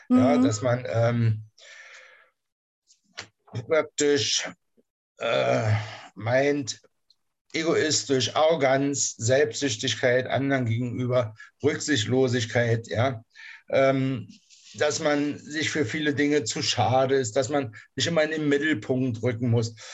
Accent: Berlin, Germany; born there; moved away as an adult; now in Kassel, Germany; wohne in der Nähe von Kassel, hm. äh, bin geboren in Berlin, in der Charité, bin 1986 äh, in den Westen abgeschoben worden, lebe seitdem hier

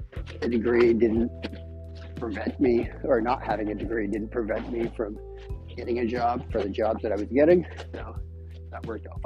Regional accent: Maine, United States; I am from Southern Maine. I have been in Southern Maine for most of my life.

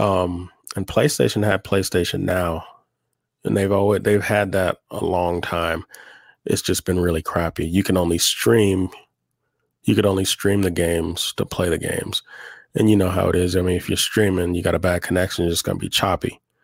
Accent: Oklahoma, United States; now in Albuquerque, United States; I'm from Oklahoma originally. I live in Albuquerque now.

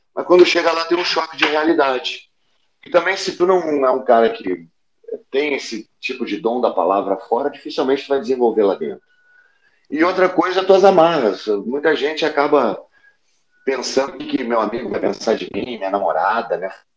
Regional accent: Porto Alegre, Rio Grande do Sul, Brazil; now in Rio de Janeiro, Brazil; quando eu saí de Porto Alegre

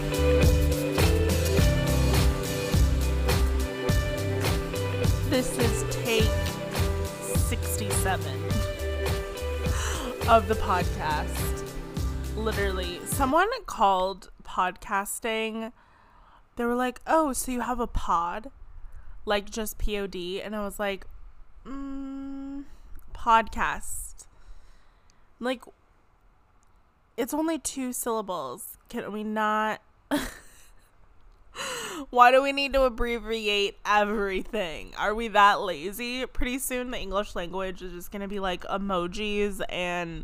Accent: Southern California, United States; I'm born and raised in Southern California

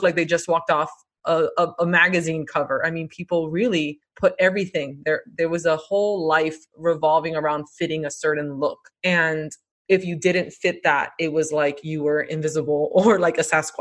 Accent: Miami, Florida, United States; we were born and raised in Miami. We are first generation American

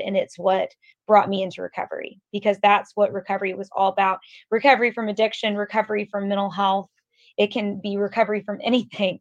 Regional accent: Atlanta, Georgia, United States; I'm from Atlanta. I grew up in Atlanta

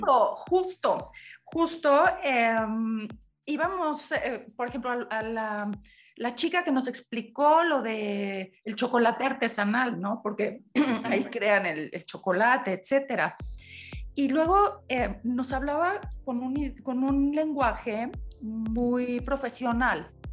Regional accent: Mexico; los mexicanos somos peculiares

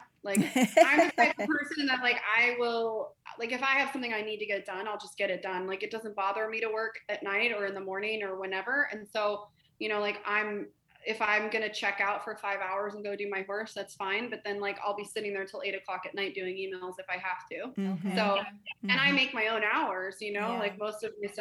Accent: Colorado, United States; I grew up in Colorado

